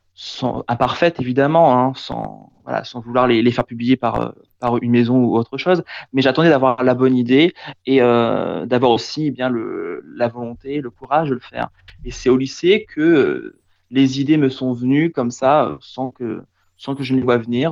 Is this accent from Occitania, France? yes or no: no; Picardy, Hauts-de-France, France; chez moi en Picardie